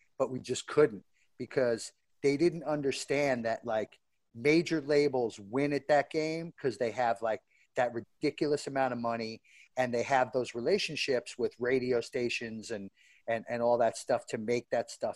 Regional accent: New York, United States; I grew up in New York

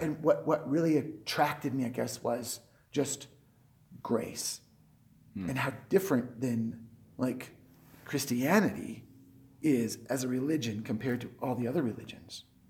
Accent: United States; also born or lived in Colorado; I'm an American, so of course I'm going to go to church.

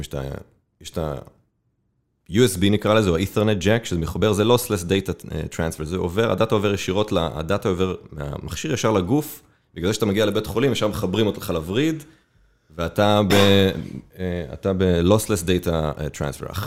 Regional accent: Safed, Northern District, Israel; moved away as an adult; also born or lived in Tel Aviv; אני גדלתי בצפת

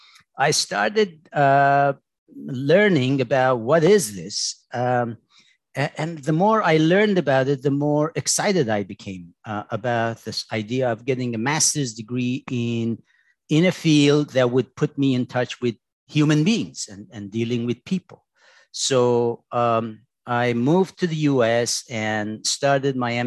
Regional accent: Tehran, Tehran Province, Iran; moved away; I was born in Tehran, in Iran

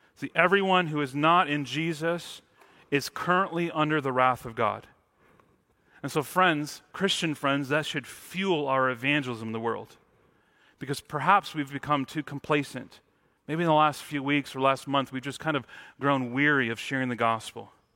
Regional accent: Mount Morris, Michigan, United States; now in Washington, United States; growing up in Michigan, I, I grew up in the town called Mount Morris, which had no mounts

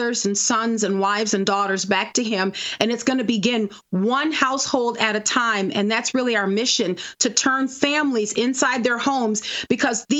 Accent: New Orleans, Louisiana, United States; moved away; I'm originally from New Orleans, and so Lent is a big deal in our town

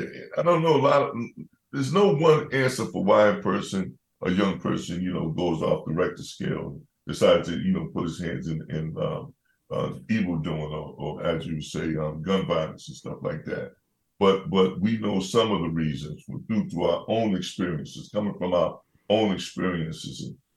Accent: Boston, Massachusetts, United States; I grew up in Bromley Heath Housing Development and the projects, as they call it, the bricks, you know.

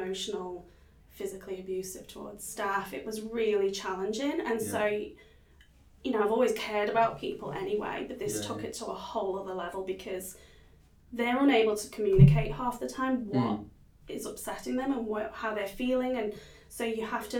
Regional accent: Liverpool, North West England, United Kingdom; now in Perth, Australia; I'm from Liverpool in the UK. Anybody from Liverpool is known as a Scouser

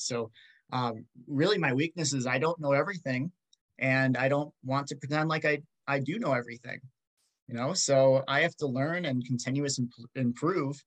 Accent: Rochester, Minnesota, United States; I'm from Rochester, Minnesota. I went to Rochester Mayo

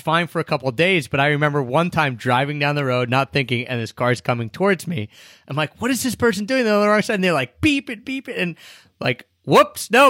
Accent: United States; somewhere in my home country

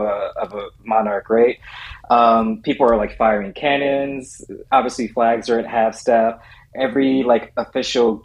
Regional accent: United States; I'm American

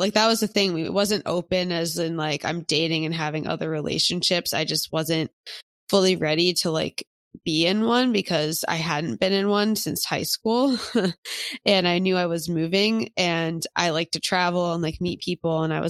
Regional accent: Philadelphia, Pennsylvania, United States; But I don't really know anyone from my hometown in Philly that's in one

